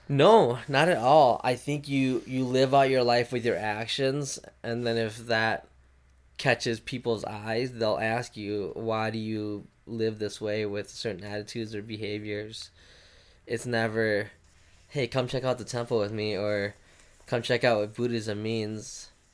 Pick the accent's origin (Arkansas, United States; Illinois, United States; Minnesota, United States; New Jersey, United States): Minnesota, United States; born or raised there; also born or lived in Thailand